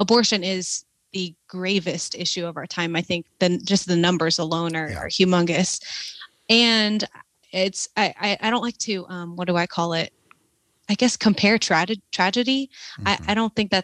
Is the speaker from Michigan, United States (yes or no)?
no; South Louisiana, United States; moved away as an adult; now in Southern California, United States; I was raised in South Louisiana